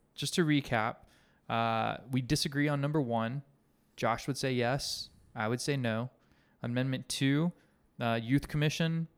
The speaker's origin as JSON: {"language": "English", "region": "Alabama", "country": "United States", "tie": "born or raised there", "said": "when I was a kid growing up in Alabama"}